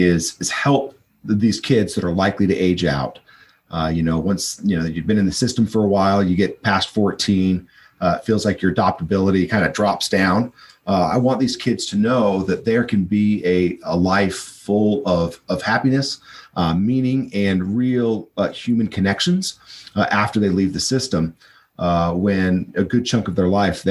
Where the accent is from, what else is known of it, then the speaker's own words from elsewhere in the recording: Hawaii, United States; I lived in Hawaii. I was born in Hawaii.